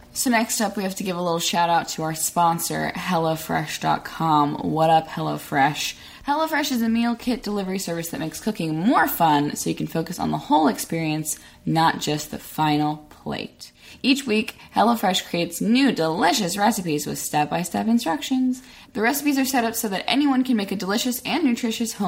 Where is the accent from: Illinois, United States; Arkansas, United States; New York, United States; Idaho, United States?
Arkansas, United States; now in Los Angeles, United States; I'm from Arkansas